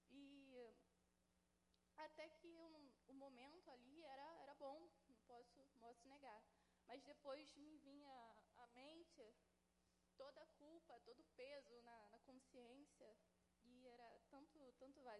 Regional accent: Santa Cruz, Brazil; eu tenho 23 anos, sou de Santa Cruz.

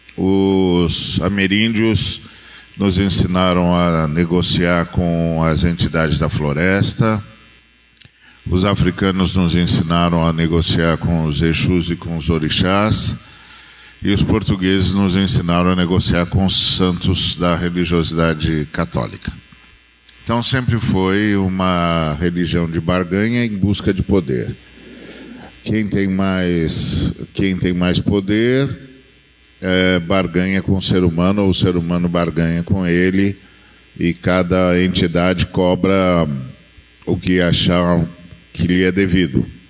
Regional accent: Brazil

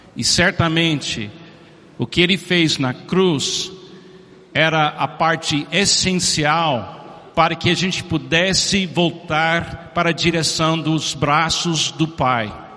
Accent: Miami, Florida, United States; Portuguese is a second language; moved away; Eu, como americano, nasci em Miami em 1951, muitos anos atrás.

